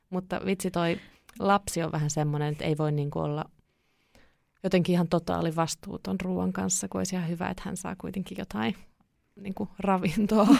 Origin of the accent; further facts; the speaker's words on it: Kouvola, Kymenlaakso, Finland; also born or lived in Kuhmo, Kainuu; mä oon kotosin Kouvolasta